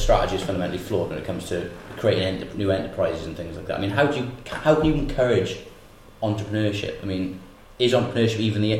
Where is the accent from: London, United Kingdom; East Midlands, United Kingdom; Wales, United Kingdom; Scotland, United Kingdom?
Wales, United Kingdom; Porthcawl; I'm from Porthcawl